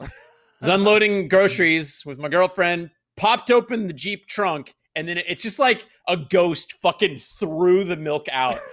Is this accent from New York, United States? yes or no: no; Oklahoma, United States; moved away; I'm from Oklahoma